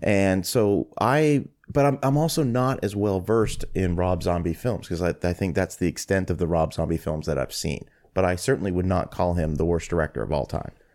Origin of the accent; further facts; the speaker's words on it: Canada; as a Canadian